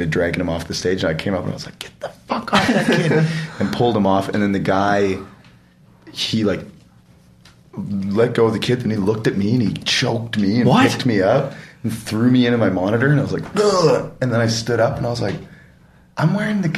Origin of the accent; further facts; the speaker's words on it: Edmonton, Alberta, Canada; nobody came to my hometown